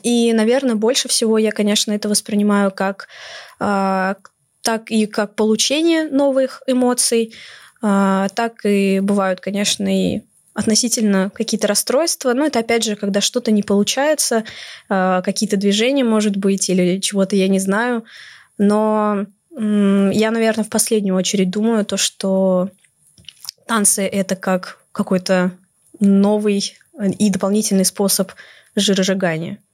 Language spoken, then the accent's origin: Russian; Moscow, Russia; мне 19 лет, я из Москвы